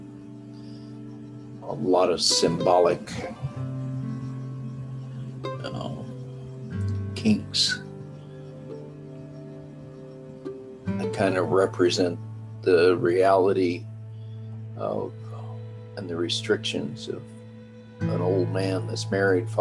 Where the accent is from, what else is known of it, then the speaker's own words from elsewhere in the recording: Texas, United States; being a Texan